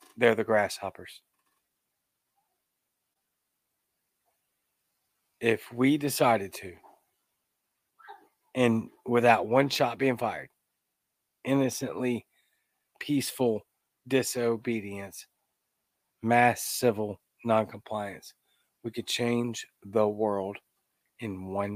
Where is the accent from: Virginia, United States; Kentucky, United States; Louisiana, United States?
Louisiana, United States; now in Mississippi, United States; I live in a deep red state of Mississippi, where I'm born in Louisiana, by the way. I am Cajun, the Cajun libertarian